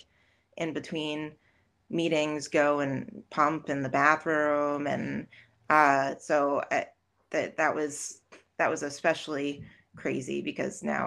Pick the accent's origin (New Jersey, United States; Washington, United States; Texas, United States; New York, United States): New Jersey, United States; Jersey Shore; now in Scranton, United States; because I'm from New Jersey originally, but represent Jersey Shore girl.